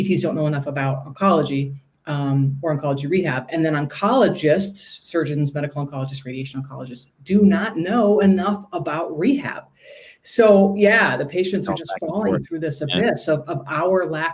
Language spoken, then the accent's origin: English; Milwaukee, Wisconsin, United States; I hail from Milwaukee